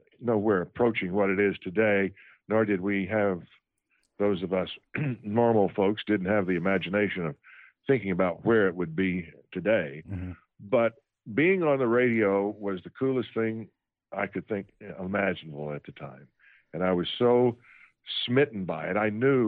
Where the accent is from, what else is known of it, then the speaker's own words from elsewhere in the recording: Texas, United States; moved away; also born or lived in Memphis / Washington / New York; I'm a Texas native. I was born and raised in Texas.